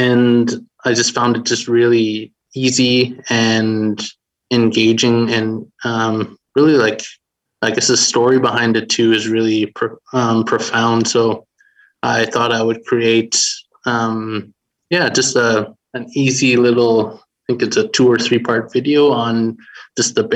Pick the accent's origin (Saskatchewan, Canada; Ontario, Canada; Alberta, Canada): Saskatchewan, Canada; Beardy's and Okemasis First Nation; I'm from Beardies and Okamasis First Nation here in Treaty 6 territory